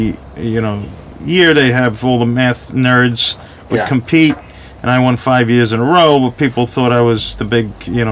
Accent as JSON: {"language": "English", "area": "Long Island", "region": "New York", "country": "United States", "said": "I'm from Long Island, New York"}